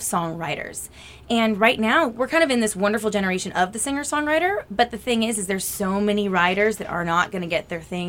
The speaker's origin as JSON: {"language": "English", "town": "Sacramento", "region": "California", "country": "United States", "moved": "as an adult", "lives_now": "Nashville, United States", "said": "I'm from Sacramento."}